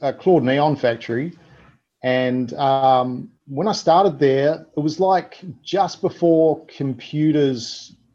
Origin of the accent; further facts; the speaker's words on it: New Zealand; also born or lived in Melbourne, Australia; now in Australia; I grew up in New Zealand, and, you know, it was a small city.